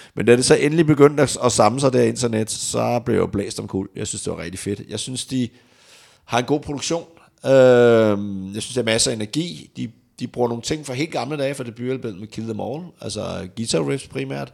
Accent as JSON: {"language": "Danish", "country": "Denmark", "said": "hjemme i Danmark"}